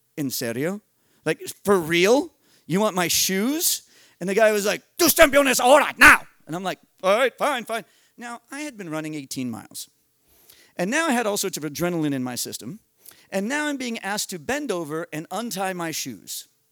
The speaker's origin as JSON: {"language": "English", "country": "United States", "said": "I'm an American in Paraguay"}